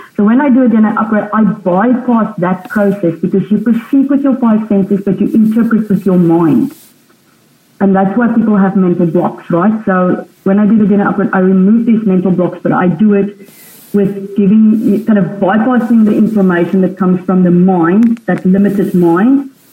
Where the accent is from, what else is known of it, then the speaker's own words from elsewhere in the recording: South Africa; I was born in South Africa and on a farm.